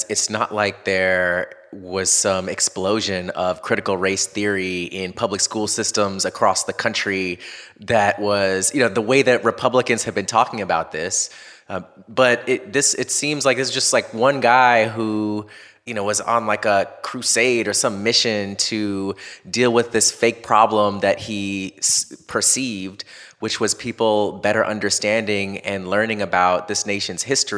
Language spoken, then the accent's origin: English; Orlando, Florida, United States; growing up in Florida, in Orlando